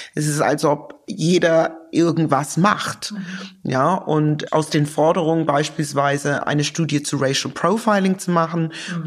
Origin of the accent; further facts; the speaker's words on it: Lower Saxony, Germany; also born or lived in London / Cloppenburg / Osnabrück; Ich bin in Niedersachsen groß geworden